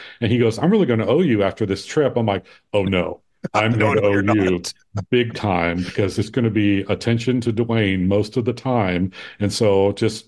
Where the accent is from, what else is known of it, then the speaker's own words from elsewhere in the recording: Ohio, United States; now in Phoenix, United States; I grew up on Lake Erie in Ohio